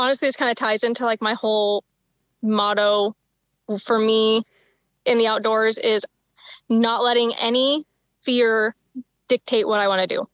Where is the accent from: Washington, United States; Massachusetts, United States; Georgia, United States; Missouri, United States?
Washington, United States; now in Idaho, United States; I grew up in Washington, about like 2 miles from the Idaho border